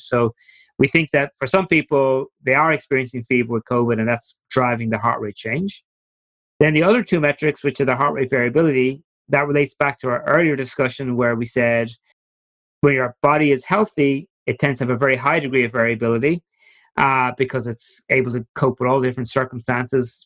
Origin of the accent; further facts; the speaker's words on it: Ireland; moved away as an adult; also born or lived in New York; as you might pick up from my accents during the talk, I'm originally from Ireland.